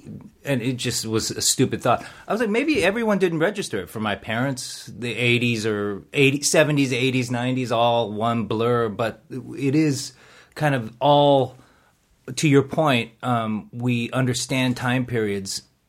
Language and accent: English; Seoul, South Korea; born there; moved away; I was born in Seoul. I moved in 78.